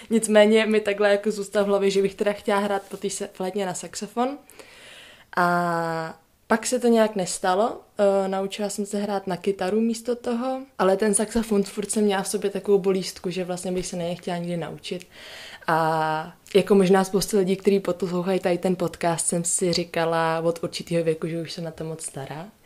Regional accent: Prague, Czechia; jsem taky z Prahy

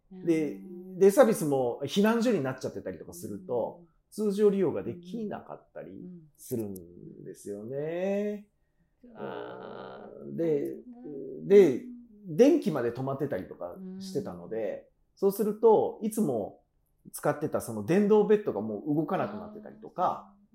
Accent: Kanagawa, Japan; 父は熊本で母は大分なので、ね、だから親の血は九州なんですけど、うん、私は神奈川の生まれ

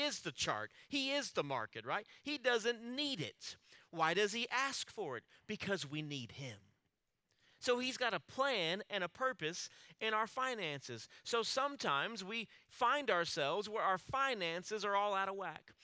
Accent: Alice, United States; growing up in Alice, my family, we always attended a small church there in town

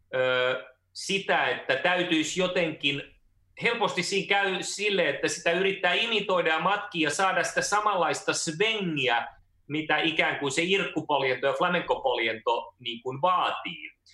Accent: Finland; mä oon syntynyt Suomessa

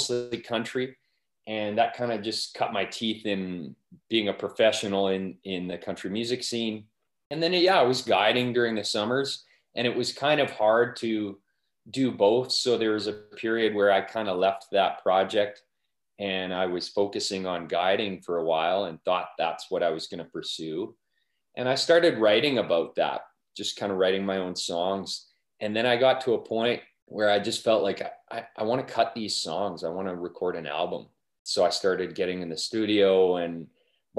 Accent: Wainwright, Alberta, Canada; moved away; my hometown, like Wainwright's been incredibly supportive of my music

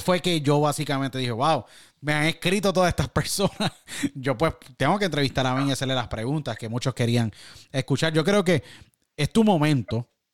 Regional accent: San Juan, Puerto Rico; moved away as an adult; also born or lived in Miami; Yo nací en San Juan, Puerto Rico y me crié en Puerto Rico y estuve en Puerto Rico hasta más o menos 21, 22 más o menos.

